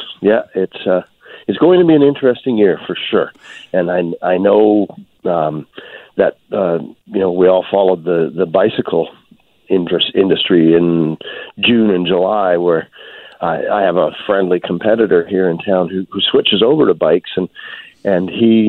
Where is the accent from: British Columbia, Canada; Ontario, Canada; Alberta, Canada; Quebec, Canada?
British Columbia, Canada; as British Columbians